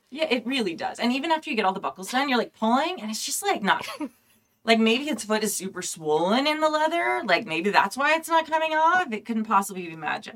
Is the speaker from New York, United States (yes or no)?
no; California, United States; I'm Californian